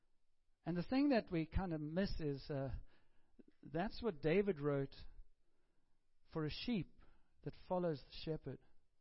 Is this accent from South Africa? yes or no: yes; Cape Town, Western Cape, South Africa; moved away; a friend of mine who I grew up with in Cape Town